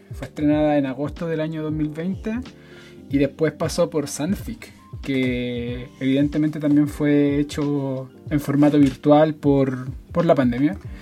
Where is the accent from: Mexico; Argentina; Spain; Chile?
Chile; Santiago, Santiago Metropolitan Region; soy de Recoleta, evidentemente. Eh, vivo muy cerca de los cementerios